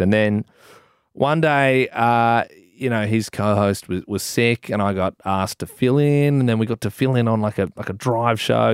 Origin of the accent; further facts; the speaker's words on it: Adelaide, South Australia, Australia; I'm a kid from Adelaide